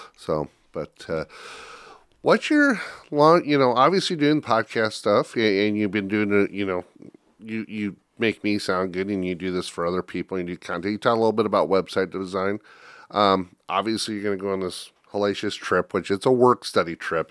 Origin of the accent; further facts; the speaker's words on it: Northwest Iowa, United States; I grew up in Northwest Iowa and I'm not Dutch